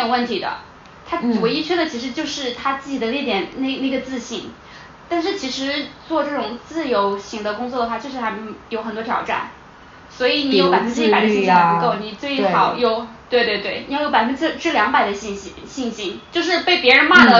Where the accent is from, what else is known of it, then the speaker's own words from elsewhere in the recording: China; 我为身为中国人感到特别特别的感到幸运，我感到庆幸。